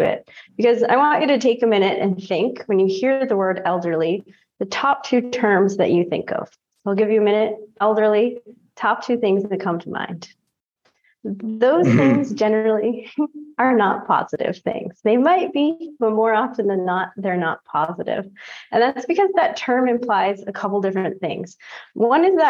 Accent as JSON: {"language": "English", "town": "Sanford", "region": "Maine", "country": "United States", "tie": "born or raised there", "also_born_or_lived": "Bogota, Colombia", "said": "I was adopted from Bogota, Colombia, and I grew up in Sanford, Maine, which is southern Maine"}